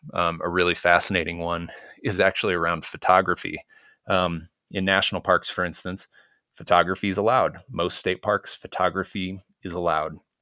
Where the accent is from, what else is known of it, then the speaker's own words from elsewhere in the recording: Chicago, Illinois, United States; I grew up in Chicago